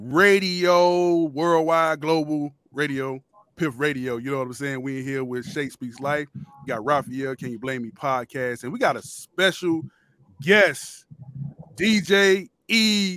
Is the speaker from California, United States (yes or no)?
no; Miami, Florida, United States; now in Atlanta, United States; I'm from Miami, Florida originally, but I live in Atlanta.